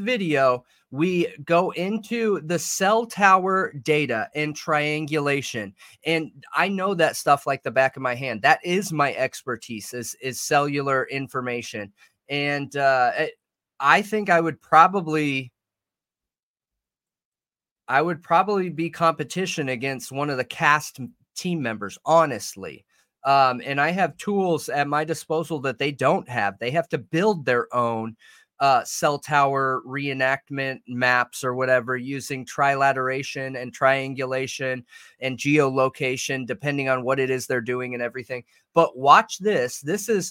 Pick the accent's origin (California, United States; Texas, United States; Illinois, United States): California, United States; Southern; moved away; I grew up in Southern Cali